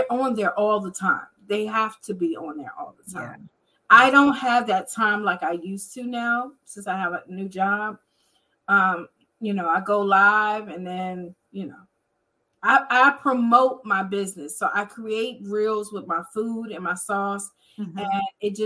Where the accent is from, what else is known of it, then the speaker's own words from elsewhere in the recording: Washington, District of Columbia, United States; I am from Washington, D.C.